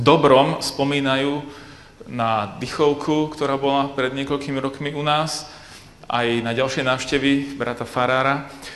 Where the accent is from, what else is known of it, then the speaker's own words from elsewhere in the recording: Bratislava, Bratislava Region, Slovakia; now in Košice, Slovakia; ja pôvodom pochádzam z Bratislavy a žijem v Košiciach